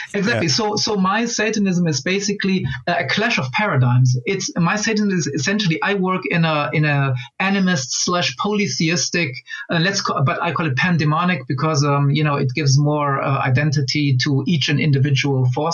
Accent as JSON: {"language": "English", "country": "Angola", "tie": "born or raised there", "moved": "yes", "said": "I was born in Angola"}